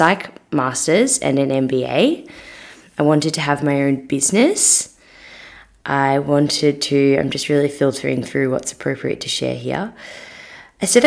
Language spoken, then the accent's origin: English; Melbourne, Victoria, Australia; also born or lived in Sydney; I moved back from Sydney to Melbourne and I was just a bit lost. I left a job that I really did love, to be honest, in Sydney, but I just needed to come home for a bit